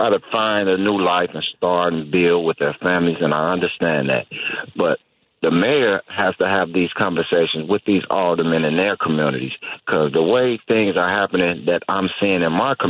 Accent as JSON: {"language": "English", "town": "Chicago", "region": "Illinois", "country": "United States", "said": "I'm from the South Side of Chicago, Inglewood."}